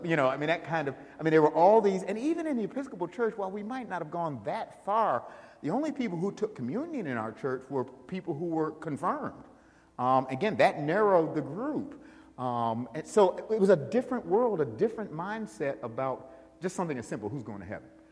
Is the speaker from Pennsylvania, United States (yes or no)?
no; Buffalo, New York, United States; moved away; I grew up in Buffalo, New York